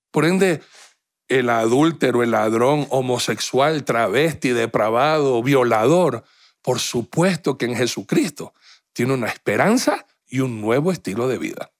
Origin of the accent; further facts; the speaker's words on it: Guayaquil, Guayas, Ecuador; now in Quito, Ecuador; soy guayaquileño